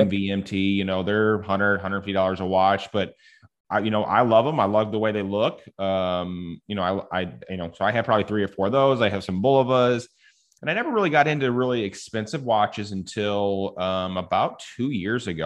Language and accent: English; Edwardsville, Illinois, United States; we grew up in Edwardsville together. My dad was a barber in Edwardsville